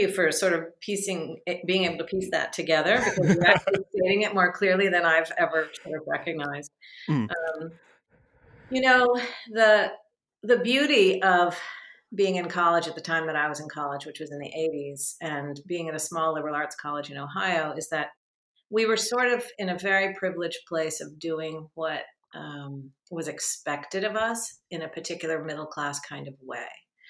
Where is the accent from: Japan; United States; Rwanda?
Japan; born there; also born or lived in Vietnam / Israel; We were living in Japan. I was born in Japan and we were they lived in Vietnam before that. We lived in Israel and traveled all around the Middle East.